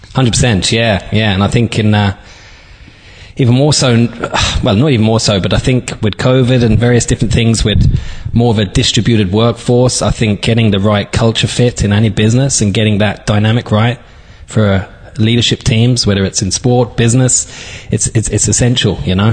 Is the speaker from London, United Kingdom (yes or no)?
yes; London, United Kingdom; also born or lived in Dublin, Ireland; now in Donegal, Ireland; I'm from from London originally.